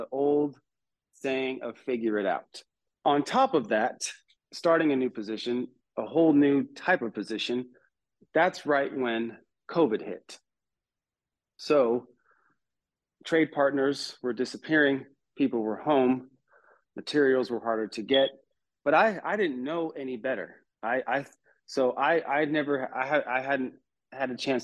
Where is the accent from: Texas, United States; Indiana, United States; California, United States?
California, United States; moved away as an adult; now in North Carolina, United States; before I moved to North Carolina, I was born and raised in California